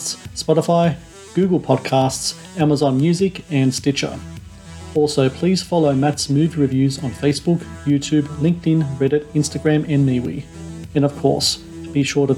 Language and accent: English; New South Wales, Australia; my hometown in New South Wales